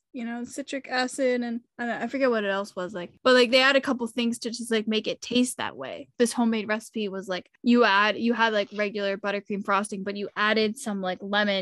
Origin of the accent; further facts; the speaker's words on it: New England, United States; when I'm from New England